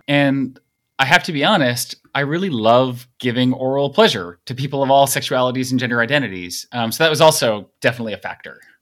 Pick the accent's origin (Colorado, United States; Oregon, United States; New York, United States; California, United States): New York, United States; Long Island; I grew up on Long Island and live in New York City, where I've lived for fifteen and a half years